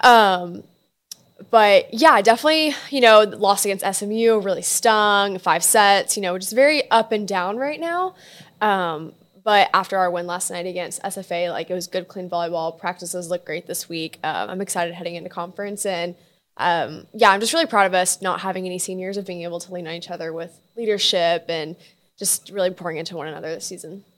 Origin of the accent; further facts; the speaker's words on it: Houston, Texas, United States; I'm from Houston